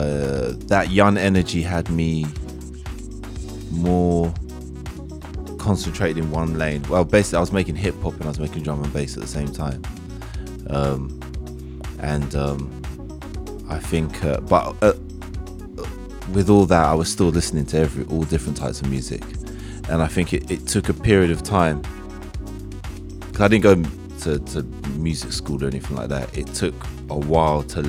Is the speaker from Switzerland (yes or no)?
no; London, United Kingdom; I'm growing up in London